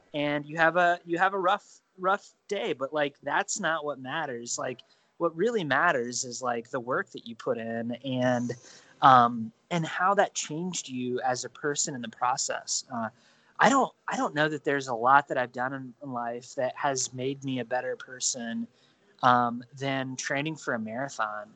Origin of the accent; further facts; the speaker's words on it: Ohio, United States; also born or lived in Indiana / Illinois; growing up in ohio